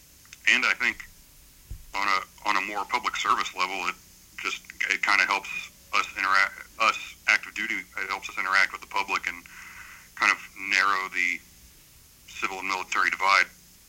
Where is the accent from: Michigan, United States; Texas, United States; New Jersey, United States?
Texas, United States; moved away; when I was growing up in Texas, and as an ROTC cadet